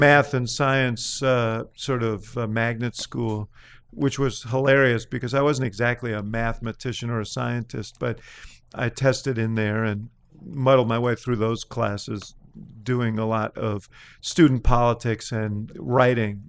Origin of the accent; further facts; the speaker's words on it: New York, United States; now in Chicago, United States; I came from New York